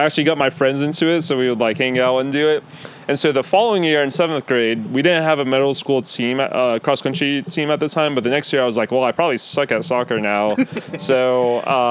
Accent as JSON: {"language": "English", "town": "Raleigh", "region": "North Carolina", "country": "United States", "tie": "born or raised there", "said": "So I'm from Raleigh, born and raised"}